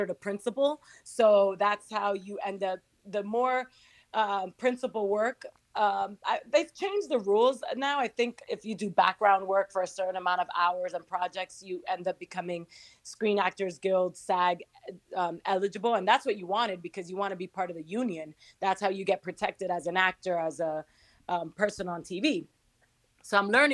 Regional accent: New York City, New York, United States; also born or lived in Santo Domingo, Dominican Republic / Miami; I was born in Dominican Republic in Santo Domingo, moved to New York at 2 years old when my parents decided to go back to New York, and grew up in Queens

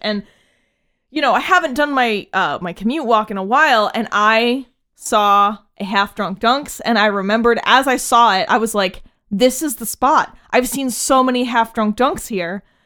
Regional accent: New England, United States; We are from New England

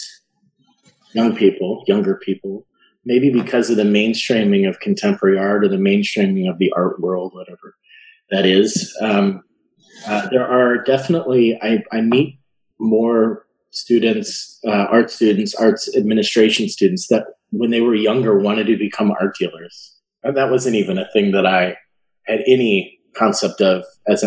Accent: Chicago, Illinois, United States; I'm from Chicago, from the Chicagoland area, southwest suburbs.

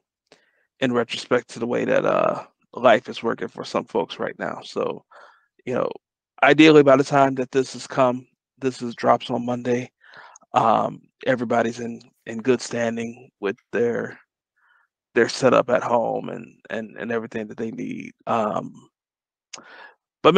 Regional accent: Detroit, Michigan, United States; I grew up in Detroit.

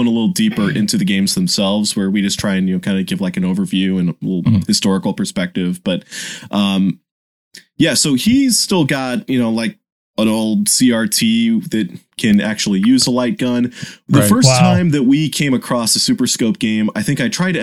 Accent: St. Louis, Missouri, United States; I grew up in St. Louis and we had Venture

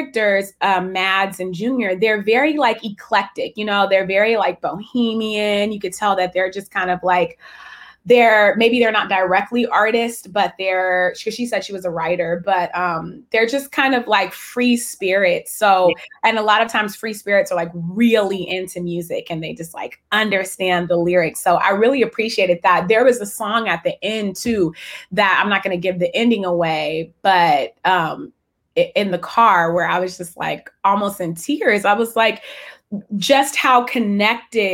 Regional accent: San Francisco Bay Area, California, United States; I grew up in the San Francisco Bay Area

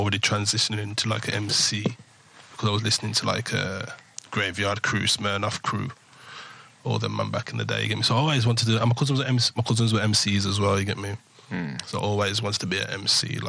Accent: Wolverhampton, West Midlands, United Kingdom; from Wolverhampton, Wensfield

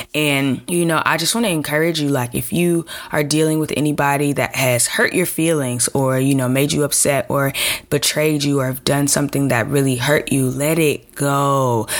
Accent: Chicago, Illinois, United States; I'm from from from Chicago

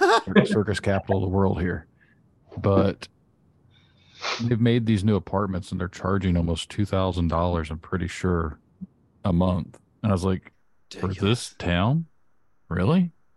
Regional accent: Indiana, United States; we're both from Indiana.

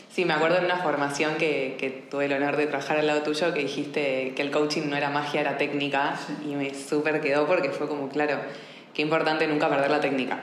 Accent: Argentina; also born or lived in Buenos Aires; now in Barcelona, Spain; siendo argentina y habiéndome formado de coaching en Buenos Aires

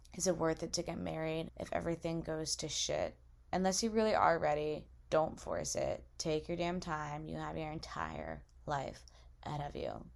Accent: Massachusetts, United States; moved away as an adult; now in Alabama, United States; I go to school in Alabama and I'm from Massachusetts

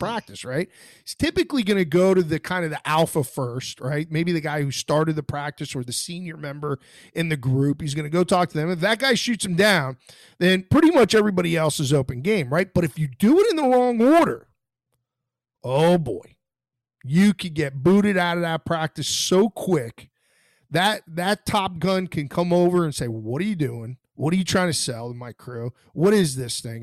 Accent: Florida, United States; I'm from Florida

